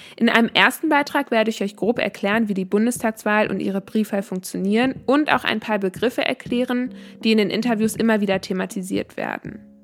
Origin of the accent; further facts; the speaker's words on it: Bielefeld, North Rhine-Westphalia, Germany; also born or lived in Finland / Canada; Ich bin in Bielefeld geboren und aufgewachsen